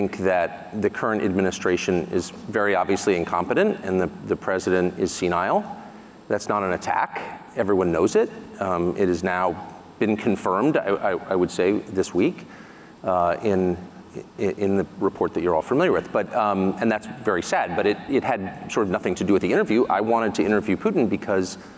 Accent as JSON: {"language": "English", "country": "United States", "tie": "born or raised there", "said": "I'm an American citizen. I'm 54, I pay my taxes, I obey the law. And there was no expectation in the America that I grew up"}